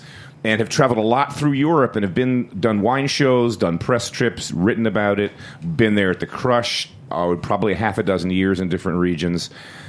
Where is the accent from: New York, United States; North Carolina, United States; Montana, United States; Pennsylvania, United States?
Pennsylvania, United States; Philadelphia; I grew up in West Philly